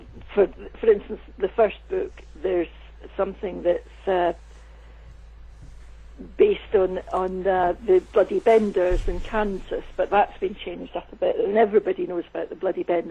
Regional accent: Scotland, United Kingdom; moved away as an adult; also born or lived in United States; I did work in the States for many years, and there's one thing I know, it's about working in the USA as a Scottish woman

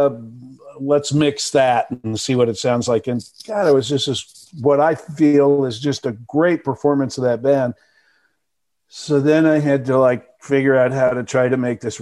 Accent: Dallas, Texas, United States; moved away; also born or lived in Milwaukee, Wisconsin / Chicago / Madison; I was born in Milwaukee, but I moved to Texas when I was five. So I grew up in Dallas

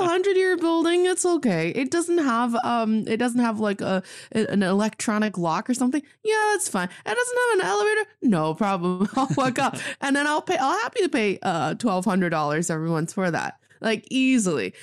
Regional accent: Northeast China, China; now in Beijing, China; I am from China, proudly representing the Northeast, Dongbae, and I'm speaking to you from Beijing today.

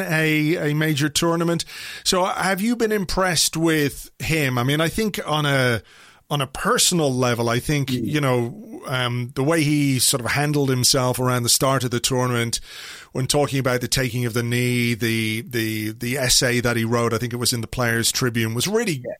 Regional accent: Ireland; I say this as an Irishman

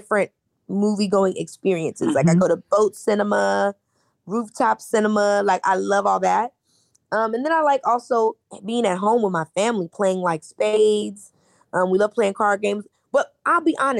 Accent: Midwest, United States; we're from the Midwest. We didn't come from a lot. I grew up in a very loving home

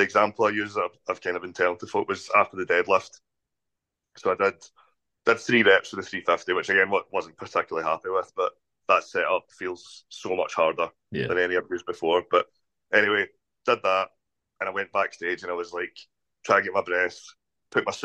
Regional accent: Scotland, United Kingdom; the biggest venue in my hometown

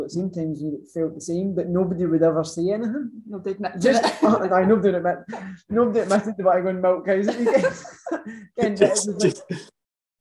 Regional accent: Ayrshire, Scotland, United Kingdom; I'm from Ayrshire originally. Always stayed in Ayrshire

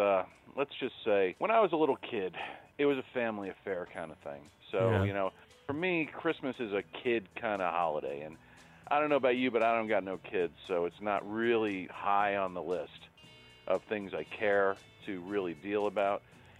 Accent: New York City, New York, United States; I'm from Brooklyn.

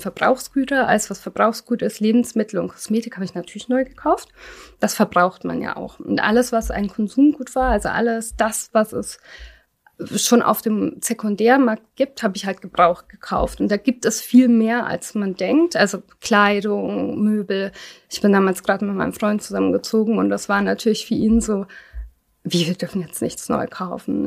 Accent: Germany; ich bin nicht in Deutschland geboren, war aber noch so klein, als wir kamen

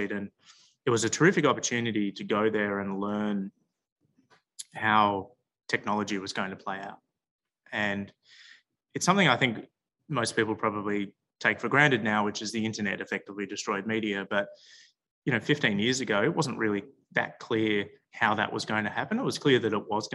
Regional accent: Melbourne, Victoria, Australia; I grew up in Melbourne

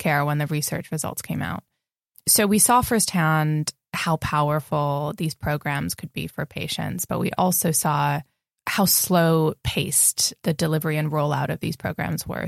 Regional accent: California, United States; moved away as an adult; also born or lived in Spain / San Francisco; I was born in California

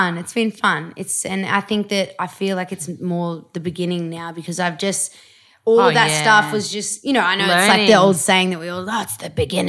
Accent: Australia; I'm pretty Australian too. I'm like, yeah, how you going?

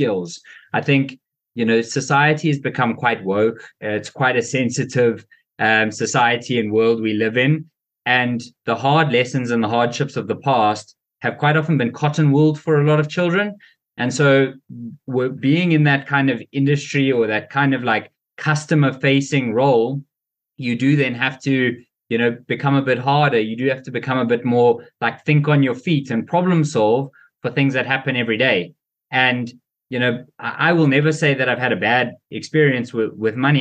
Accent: South Africa; I had a really, really great life growing up in South Africa.

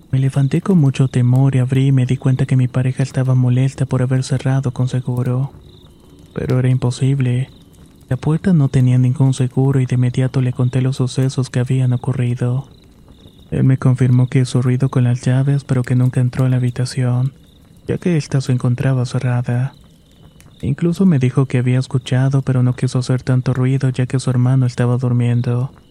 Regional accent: Saltillo, Coahuila, Mexico; Originalmente soy de Saltillo, Coahuila y esta es una historia breve.

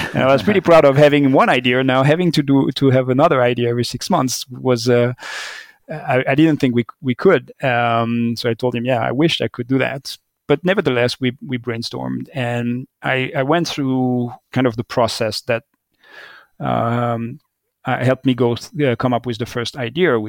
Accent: Vallée de Joux, Vaud, Switzerland; the cheese from my village, where I grew up in the Vallée du Jour

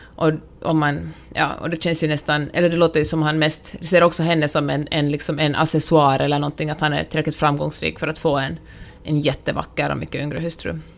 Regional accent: Finland; now in United States; jag som finländare

